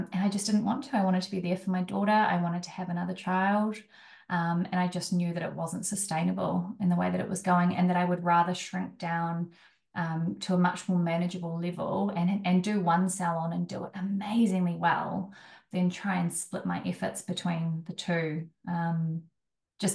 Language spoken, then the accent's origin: English; Wellington, New Zealand; moved away; also born or lived in Auckland; I'm from Wellington